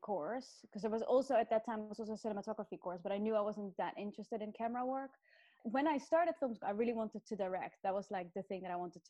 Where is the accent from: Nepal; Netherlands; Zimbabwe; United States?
Netherlands; moved away as an adult; also born or lived in Australia / London, United Kingdom; I grew up in Holland